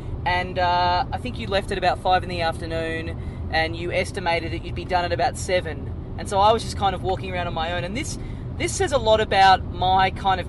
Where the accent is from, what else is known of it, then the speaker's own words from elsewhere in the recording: Australia; Yeah, Australian.